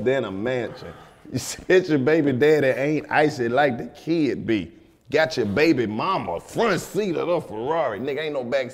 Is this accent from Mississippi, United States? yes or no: yes; Mississippi, United States; I'm from Mississippi